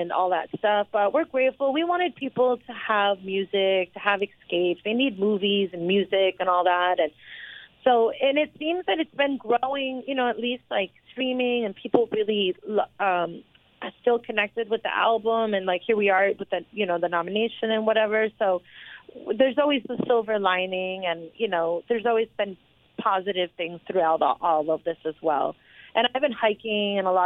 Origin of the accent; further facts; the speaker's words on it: New York, United States; I'm home, and I'm a New Yorker